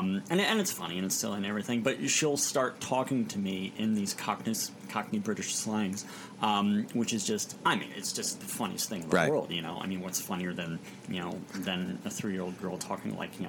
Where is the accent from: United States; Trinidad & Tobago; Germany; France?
United States; Indiana; also born or lived in Chicago; I was born in Chicago. My family was living there. My dad was in school at the time at the Moody Bible Institute. And then I grew up kind of peripatetically, you know, around Indiana.